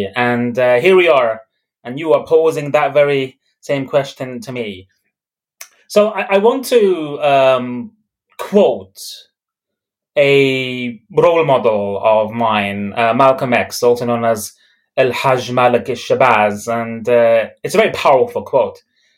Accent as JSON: {"language": "English", "town": "Dublin", "region": "Leinster", "country": "Ireland", "tie": "born or raised there", "also_born_or_lived": "Belfast, United Kingdom", "said": "So I was born in Belfast. I was raised in Dublin. And my parents, they migrated from Beirut to Belfast."}